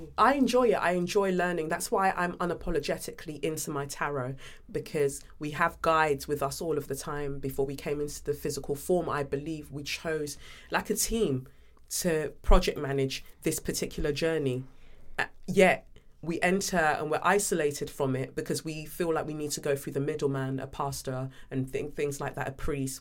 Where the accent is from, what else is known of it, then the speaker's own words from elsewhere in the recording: London, United Kingdom; also born or lived in Nigeria; growing up in Peckham, South London, you know, coming from Nigeria